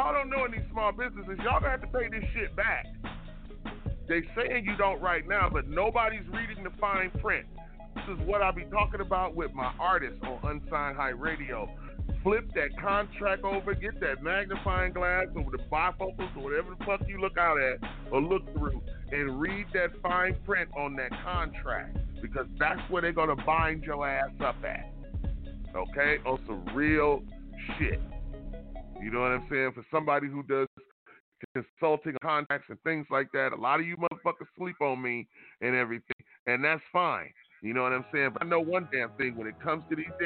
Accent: Detroit, Michigan, United States; I'm from Detroit, Michigan. That's not an excuse. Born and raised in Detroit

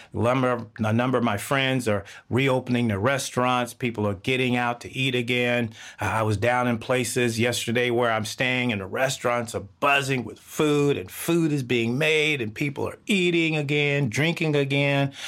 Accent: Texas, United States; now in Seattle, United States; I grew up in the South of the United States, Texas

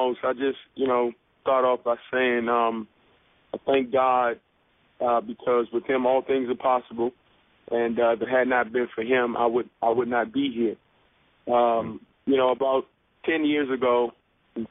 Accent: Washington, District of Columbia, United States; born or raised there

